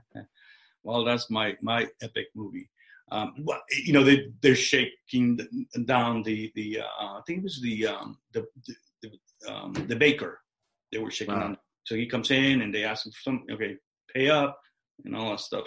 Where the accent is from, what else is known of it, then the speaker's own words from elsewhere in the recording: Mexico; now in United States; I was born in Mexico